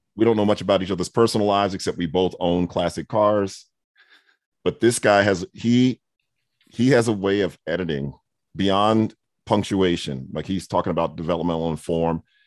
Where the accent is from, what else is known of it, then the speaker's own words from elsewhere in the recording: New York City, New York, United States; now in Atlanta, United States; I grew up in Brooklyn and Queens